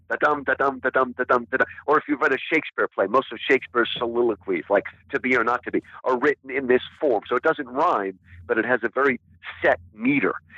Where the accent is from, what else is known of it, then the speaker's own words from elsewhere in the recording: United States; I was born in America, that is who I am. I am an American